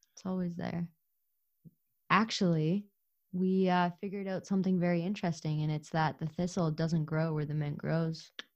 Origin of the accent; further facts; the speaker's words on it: Ukraine; moved away; I was born in Ukraine